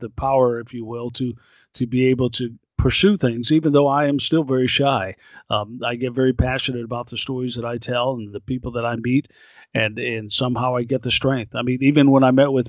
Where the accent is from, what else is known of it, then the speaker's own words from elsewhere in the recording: Oklahoma City, Oklahoma, United States; my hometown